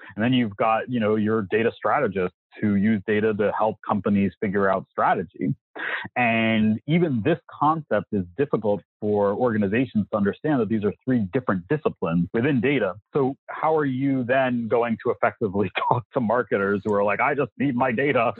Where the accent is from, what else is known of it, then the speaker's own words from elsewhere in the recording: New York City, New York, United States; I grew up in New York City